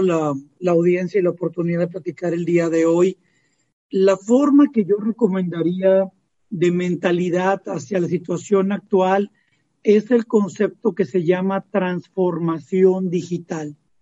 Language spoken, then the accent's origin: Spanish; Mexico; como mexicanos